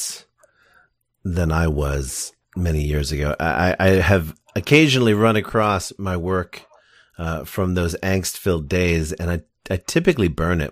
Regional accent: the Berkshires, Connecticut, United States; moved away; I didn't grow up here. I grew up in Connecticut in the Berkshires

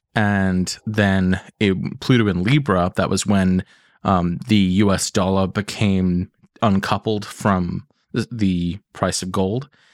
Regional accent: England, United Kingdom; accent: English; I know I sound English

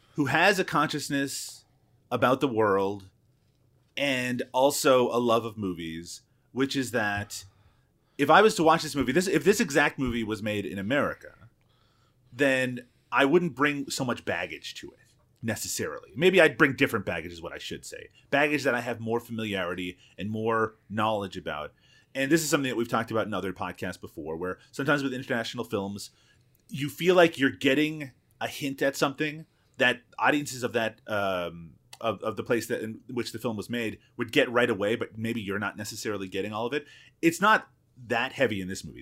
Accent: Canada; I'm Canadian

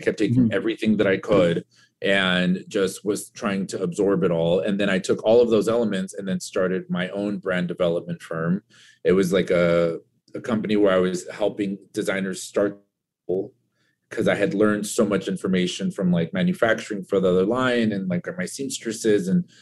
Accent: Orange County, California, United States; I was just this kid from Orange County

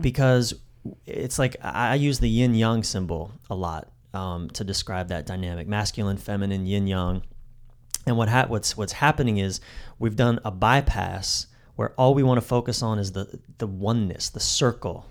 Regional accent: East Coast, United States; I'm from the East Coast.

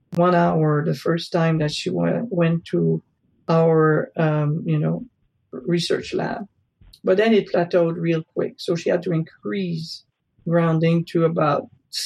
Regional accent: Canada; moved away; I come originally from Canada, so I know about cold weather

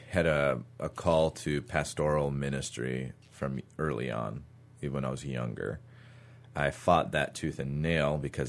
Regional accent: Minnesota, United States; and so I actually had to borrow another church's student ministry on Wednesdays growing up in Minnesota.

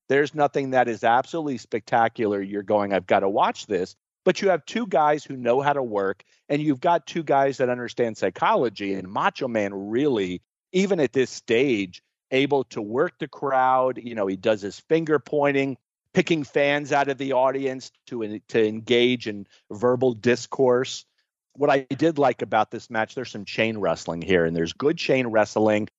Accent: Florida, United States; growing up in Florida

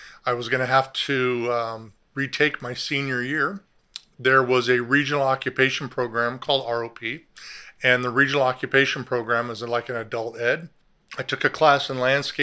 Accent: Southern California, United States; I grew up in Southern California

